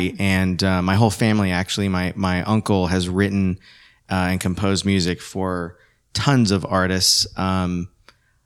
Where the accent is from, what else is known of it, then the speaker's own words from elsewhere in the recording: Coral Springs, Florida, United States; also born or lived in Puerto Rico / Miami; I grew up primarily with my father and my stepmother in Coral Springs, Florida, which is, you know, South Florida